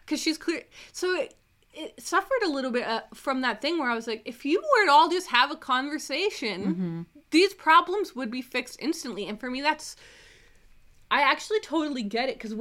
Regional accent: Southern Ontario, Canada; I grew up in Southern Ontario, so you could take a bus to New York

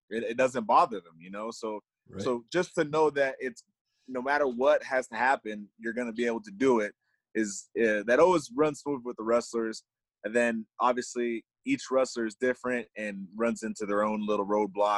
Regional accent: Denver, Colorado, United States; also born or lived in Arvada, Colorado; I grew up here in Denver

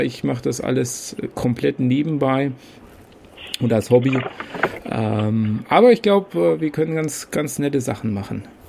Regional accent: Kempten, Bavaria, Germany; now in Würzburg, Germany; ursprünglich komme ich gar nicht aus Würzburg, sondern aus Kempten im Allgäu.

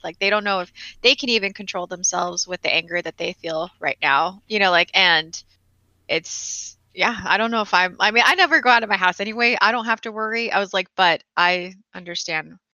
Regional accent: United States; as an American

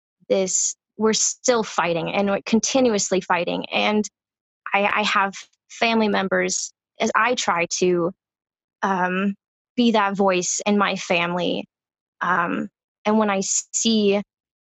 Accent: Washington, United States; I'm from Washington State. I'm just outside of Seattle

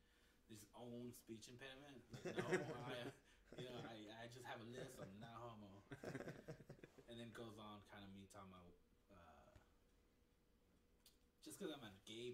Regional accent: Iowa, United States; moved away; I grew up in Iowa, Midwest.

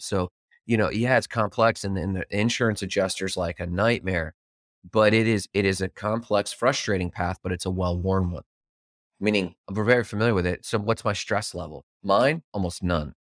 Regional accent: Fort Myers, Florida, United States; my hometown that got hit by hurricane

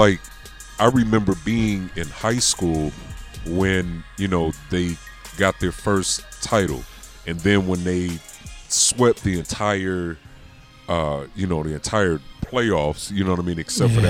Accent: Southern California, United States; born and raised in Southern California

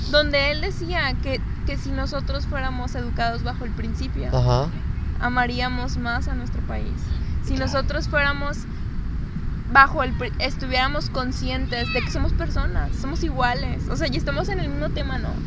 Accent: Zacatecas, Mexico; moved away; yo que soy de Zacatecas, que, que por ciertas circunstancias me vine para acá

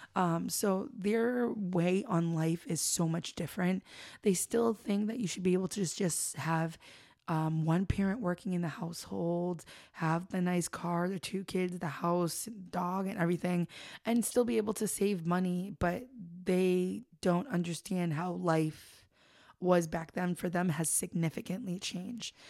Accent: North Shore, Massachusetts, United States; I love growing up in the North Shore

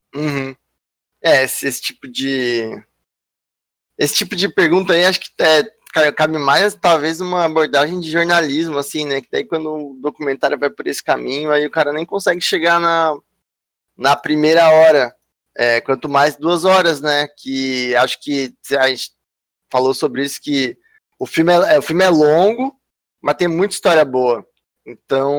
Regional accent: Criciúma, Santa Catarina, Brazil; eu sou de Criciúma

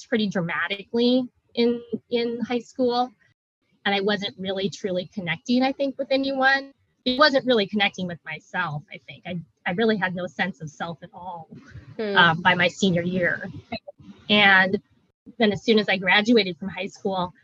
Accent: Vashon Island, Washington, United States; moved away as an adult; also born or lived in South Korea / Federal Way, Washington; we grew up in kind of the Federal Way area, and then later moved to Vashon Island, where I spent most of my elementary, middle school, high school years

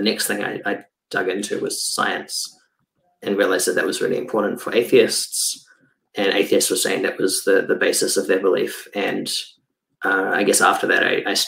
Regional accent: New Zealand; now in Germany; I'm a biologist currently based in Germany. I was from New Zealand before

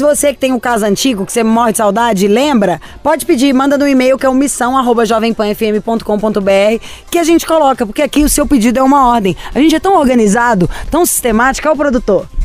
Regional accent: Brazil; a gente é brasileiro

